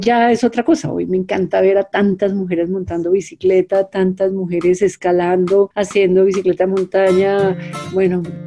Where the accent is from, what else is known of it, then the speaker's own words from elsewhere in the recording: Colombia; fui la primera mujer colombiana